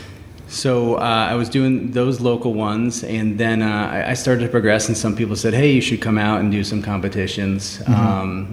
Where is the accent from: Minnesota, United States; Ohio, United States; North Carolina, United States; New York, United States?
New York, United States; now in California, United States; I grew up in New York